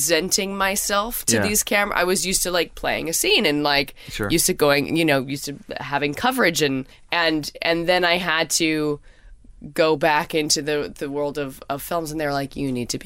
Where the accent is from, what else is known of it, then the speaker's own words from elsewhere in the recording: Canada; I'm Canadian